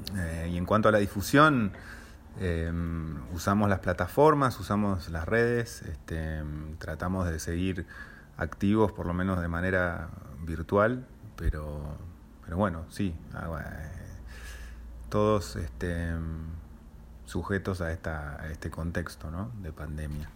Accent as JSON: {"language": "Spanish", "region": "Buenos Aires", "country": "Argentina", "tie": "born or raised there", "also_born_or_lived": "Switzerland / Boston", "said": "nací en Suiza, me crié en Buenos Aires"}